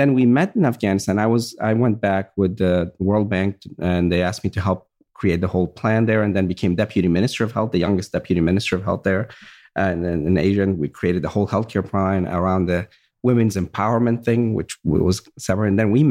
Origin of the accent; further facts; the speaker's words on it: Virginia, United States; same background. My grandfather, same thing. We grew up in Virginia, and I remember we had a farm